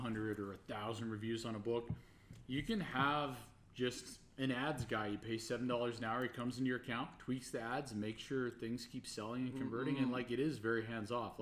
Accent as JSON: {"language": "English", "country": "Canada", "said": "being Canadian"}